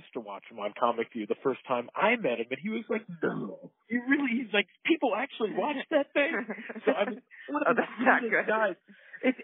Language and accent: English; New Canaan, Connecticut, United States; also born or lived in New York City; I grew up in New York City for grammar school and all that, but then we moved to Connecticut to a small town called New Canaan.